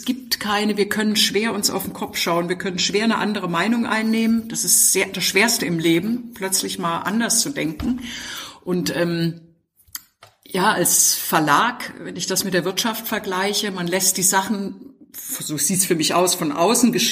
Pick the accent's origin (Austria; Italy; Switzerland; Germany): Germany; East Germany; Also ich, ich bin in der DDR aufgewachsen und da war Sport in der Tat Krieg.